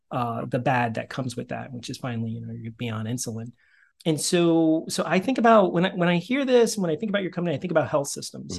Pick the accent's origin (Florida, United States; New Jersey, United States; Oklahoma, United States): New Jersey, United States; Northern; now in Princeton, United States; I grew up in Northern Jersey. I'm in Princeton now